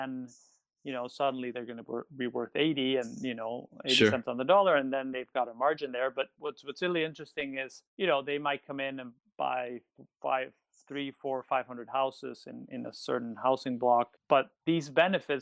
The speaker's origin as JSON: {"language": "English", "country": "Mexico", "tie": "born or raised there", "said": "I'm born and raised Mexican"}